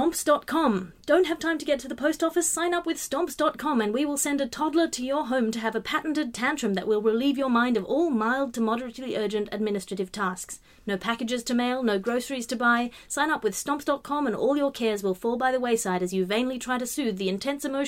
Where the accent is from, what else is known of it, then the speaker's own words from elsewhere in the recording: Australia; I'm Australian